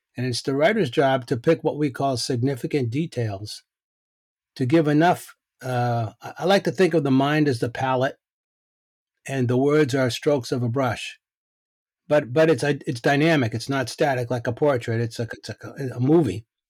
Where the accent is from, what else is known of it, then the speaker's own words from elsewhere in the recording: Boston, Massachusetts, United States; I grew up in Boston